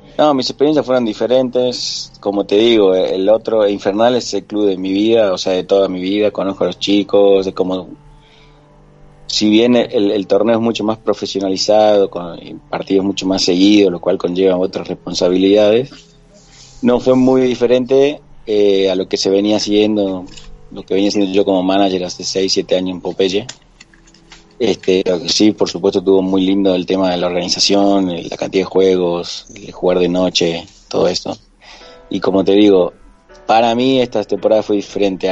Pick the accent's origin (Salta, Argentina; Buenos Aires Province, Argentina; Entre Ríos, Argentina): Salta, Argentina; also born or lived in Córdoba, Argentina; como decimos en Salta